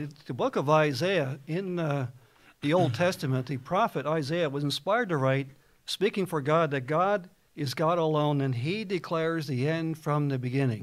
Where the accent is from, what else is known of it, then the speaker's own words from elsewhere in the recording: New Jersey, United States; I was raised a Baptist in New Jersey